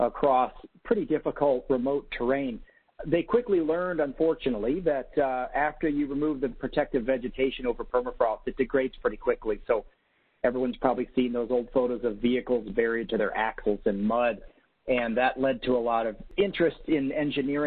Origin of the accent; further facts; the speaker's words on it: New Hampshire, United States; moved away as an adult; now in Fairbanks, United States; I was born and raised in Cantucket, New Hampshire, went to college there